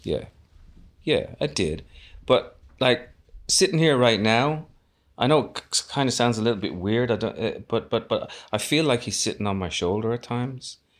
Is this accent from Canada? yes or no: no; Dublin, Leinster, Ireland; I was born in Dublin